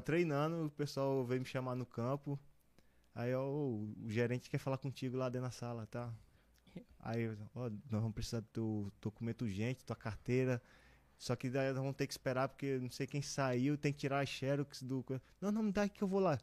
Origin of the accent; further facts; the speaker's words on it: Balsas, Maranhão, Brazil; now in Brusque, Brazil; eu sou de Balsas, no Maranhão. É, no interior do Maranhão, fica 780 km da capital.